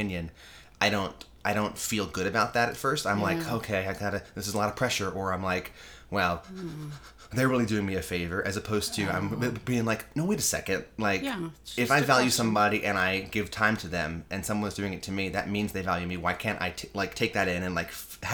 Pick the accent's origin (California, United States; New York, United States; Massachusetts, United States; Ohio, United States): New York, United States; New York City; Growing up in New York